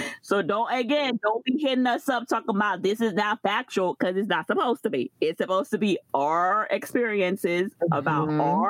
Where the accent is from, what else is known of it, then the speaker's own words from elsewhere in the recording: Florida, United States; So I am from Florida. So most of the times you could say, like, you know, if you know the Haitian culture, like the East Coast, but mostly there's a lot of presence in New York. Miami has a little Haiti. I'm from Florida.